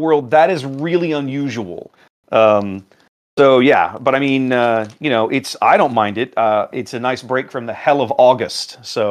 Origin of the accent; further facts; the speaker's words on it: Houston, Texas, United States; also born or lived in Washington, D.C. / Northern Canada; So I am from Texas. That has been my home for 35 years now, more or less. I mean, I considered it home. When my wife and I got married 21 years ago, we lived in DC for the first 6 years. But then in 2007, we moved back here